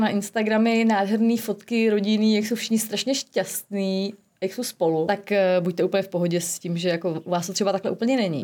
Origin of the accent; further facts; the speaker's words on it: Prague, Czechia; moved away; jako Pražačka